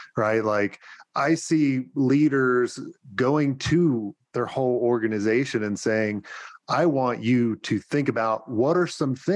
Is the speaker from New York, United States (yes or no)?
yes; New York, United States; I'm a New Yorker